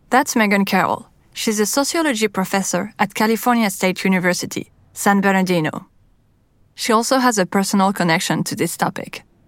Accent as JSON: {"language": "English", "town": "Paris", "region": "Île-de-France", "country": "France", "tie": "born or raised there", "accent": "French", "second_language": "English"}